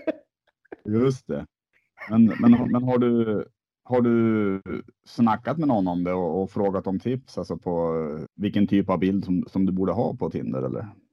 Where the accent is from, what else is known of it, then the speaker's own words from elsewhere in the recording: Sweden; vi svenskar